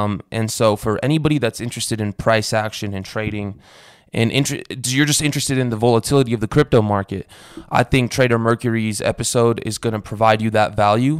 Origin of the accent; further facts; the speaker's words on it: Romania; moved away; I'm from Romania where the gypsies are from